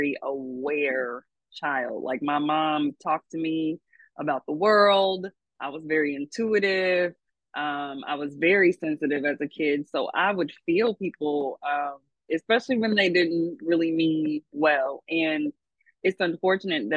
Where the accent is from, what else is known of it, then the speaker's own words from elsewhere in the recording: Louisville, Kentucky, United States; I am from Louisville, Kentucky, L1C4.